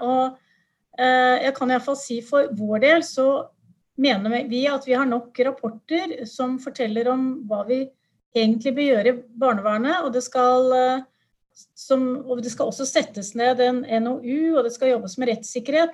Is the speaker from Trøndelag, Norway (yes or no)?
no; Buskerud, Norway; jeg kom fra Buskerud